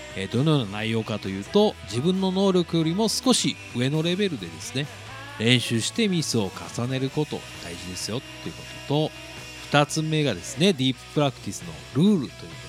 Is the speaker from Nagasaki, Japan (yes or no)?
yes; Nagasaki, Japan; 僕長崎なんですけどね。